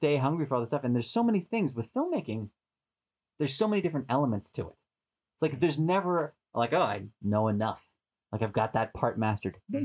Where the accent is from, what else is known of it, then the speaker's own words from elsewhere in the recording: Boston, Massachusetts, United States; moved away as an adult; also born or lived in San Diego; now in Los Angeles, United States; I'm from Boston originally, but I spent 10 years in San Diego